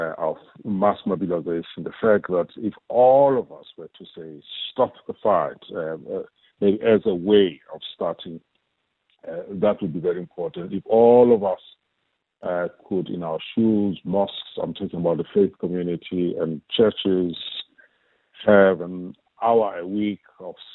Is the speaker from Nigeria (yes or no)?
no; South Africa; as South African citizens